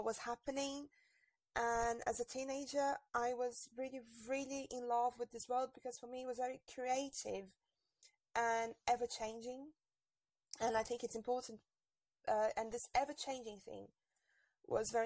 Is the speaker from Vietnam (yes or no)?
no; Brazil; moved away as an adult; now in Paris, France; I'm actually from Brazil